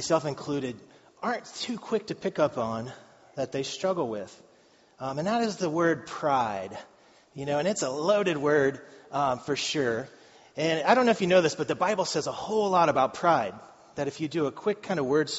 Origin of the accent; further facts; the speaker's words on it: Madeira, Ohio, United States; I grew up in Madeira